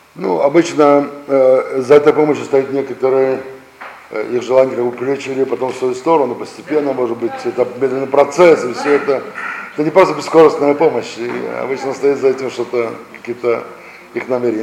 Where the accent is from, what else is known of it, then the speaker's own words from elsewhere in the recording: Russia; мы сами родились здесь, в России